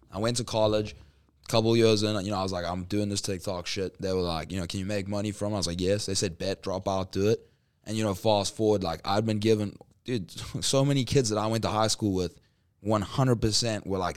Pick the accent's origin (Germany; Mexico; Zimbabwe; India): Zimbabwe; born there; also born or lived in South Africa / Middle East / United States; So like I was born in Zimbabwe, went to Johannesburg in South Africa, Johannesburg, Durban, Durban, Middle East, back to Durban, LA, Arizona.